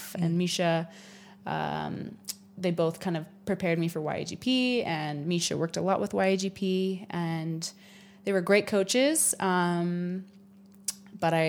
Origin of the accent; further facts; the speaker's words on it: Huntsville, Utah, United States; I am from Huntsville, Utah. I grew up here in Utah